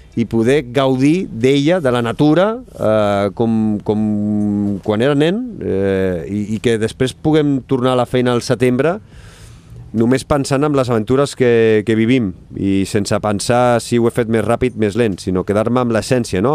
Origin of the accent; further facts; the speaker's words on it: Badalona, Catalonia, Spain; jo sóc de, de Badalona i vaig estar molts anys jugant a bàsquet